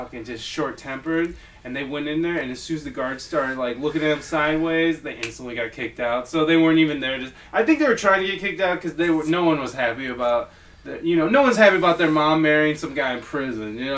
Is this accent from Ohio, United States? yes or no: yes; Ohio, United States; now in San Diego, United States; I'm from Ohio